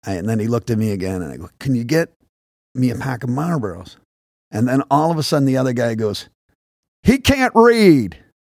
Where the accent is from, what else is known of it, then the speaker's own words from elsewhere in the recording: Boston, Massachusetts, United States; accent: Boston; growing up in Boston sounded like Top Cat